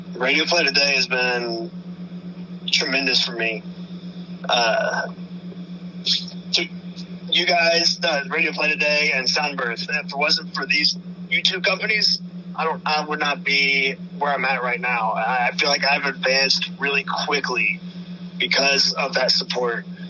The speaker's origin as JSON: {"language": "English", "region": "Indiana", "country": "United States", "said": "I'm from Beaver County, Indiana. Uh, it's probably about 35 minutes out from Cincinnati"}